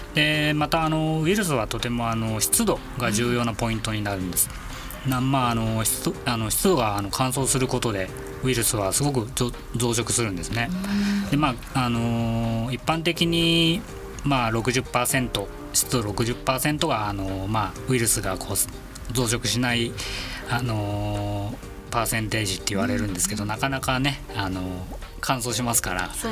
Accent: Miyagi, Japan; moved away; 実家がちょっと東北の方のもんですから

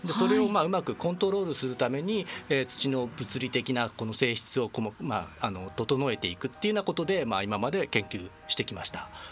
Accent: Yokohama, Kanagawa, Japan; moved away as an adult; also born or lived in Niigata / Tsukuba; 横浜出身です

